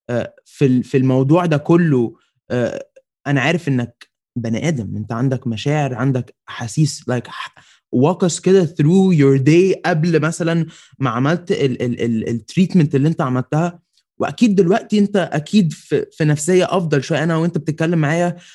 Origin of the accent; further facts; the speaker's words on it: Egypt; بس احنا عاده كمصريين وعرب ان جنرال قبل ما بن ما بنحكم على ال...